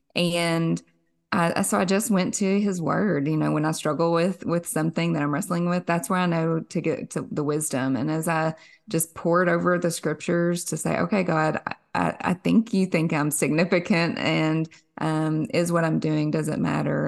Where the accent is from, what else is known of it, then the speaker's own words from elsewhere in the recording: Somerset, Kentucky, United States; born and raised in Kentucky. Our claim to fame here in Somerset